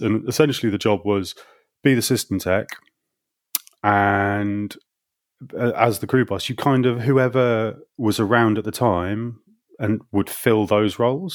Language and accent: English; Hull, Yorkshire and the Humber, United Kingdom; moved away as an adult; now in London, United Kingdom; did that in my hometown of Hull in Yorkshire for kind of three or four years